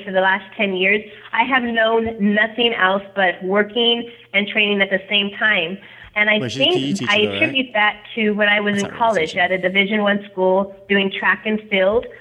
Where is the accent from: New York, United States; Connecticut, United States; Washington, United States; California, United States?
California, United States; Porterville; now in Visalia, United States; I'm from, I was raised in Porterville, but I live in Visalia right now